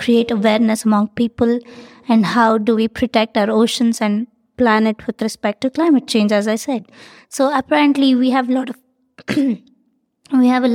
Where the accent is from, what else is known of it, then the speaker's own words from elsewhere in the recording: India; from India